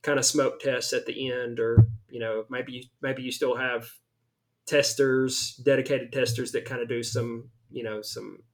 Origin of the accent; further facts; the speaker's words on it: the South, United States; I am very much from the South.